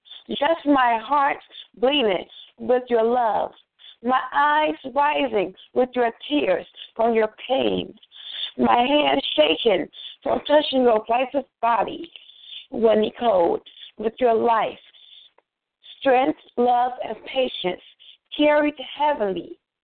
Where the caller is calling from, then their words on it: Chicago, Illinois, United States; I'm calling from East Side Chicago in the hospital right now.